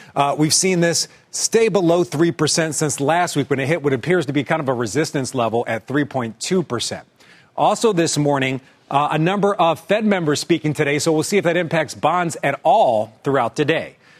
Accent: Philadelphia, Pennsylvania, United States; we're both from the Philadelphia area

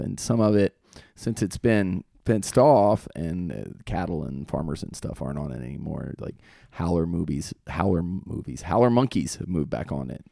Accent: Virginia, United States; also born or lived in Fort Meade, Maryland; I'm from Virginia

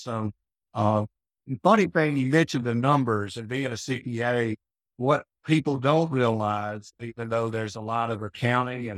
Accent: North Mississippi, United States; also born or lived in Houston; I grew up in North Mississippi at a kind of a rural setting

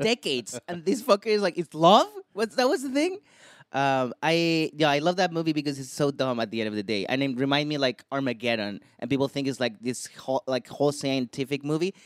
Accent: Chile; in my country, I'm from Chile

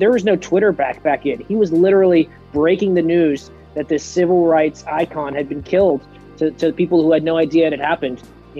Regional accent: Massachusetts, United States; I am a Republican, but I am from Massachusetts.

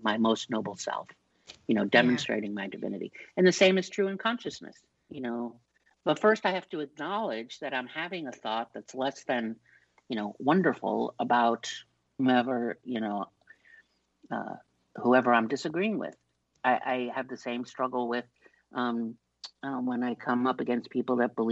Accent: New York, United States; I'm from New York.

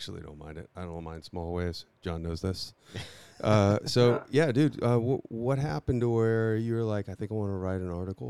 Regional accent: Orlando, Florida, United States; I'm from Orlando

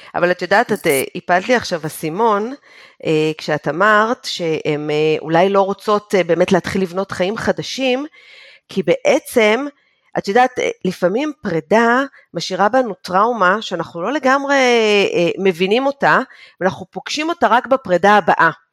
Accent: Israel; moved away as an adult; אני יצאתי מישראל במחשבה שאני יוצאת לשלוש שנים, הרילוקיישן שלי נגמר אחרי עשר שנים

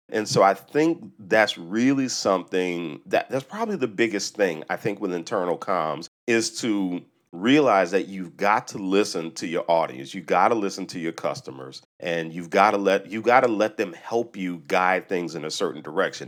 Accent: New Orleans, Louisiana, United States; I grew up in New Orleans, a predominantly black city, about sixty percent black.

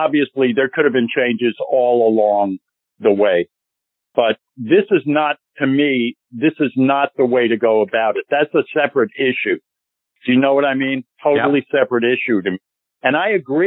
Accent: New York, United States; I'm a New Yorker

